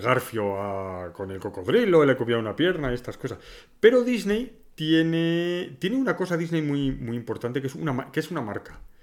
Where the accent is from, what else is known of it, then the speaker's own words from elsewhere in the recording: northern Spain, Spain; nosotros somos del norte también